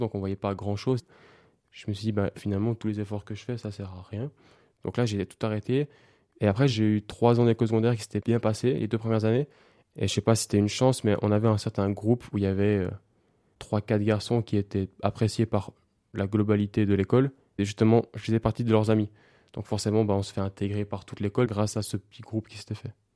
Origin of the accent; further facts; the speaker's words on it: Switzerland; j'habite en Suisse, je suis suisse